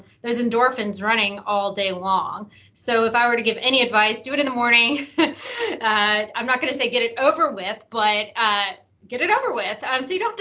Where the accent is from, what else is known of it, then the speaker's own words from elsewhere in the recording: Memphis, Tennessee, United States; moved away as an adult; also born or lived in Arizona; I moved back to Memphis, my hometown